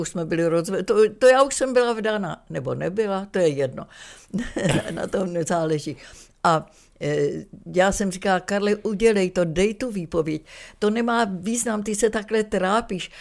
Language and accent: Czech; Czechia; moved away as an adult; also born or lived in Düsseldorf, Germany / Vienna, Austria; jako Češka tam přišla